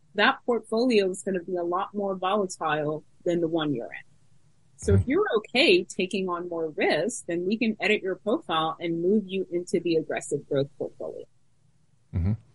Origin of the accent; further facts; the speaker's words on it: New York, United States; I grew up in New York